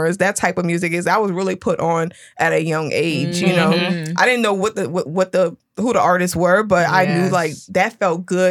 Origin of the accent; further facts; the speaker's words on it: Harvey, Louisiana, United States; I'm from Louisiana, from the West Bank.